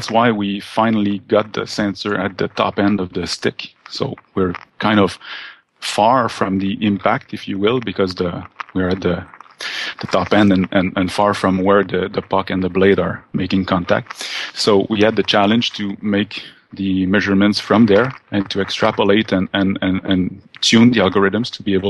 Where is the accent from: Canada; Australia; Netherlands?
Canada; Quebec; We're from Quebec in Canada